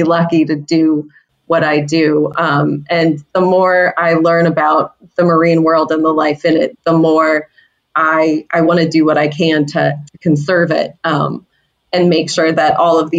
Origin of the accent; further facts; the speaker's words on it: Florida, United States; now in Cape Cod, United States; So I grew up in Florida, which happens to be the shark bite capital of the world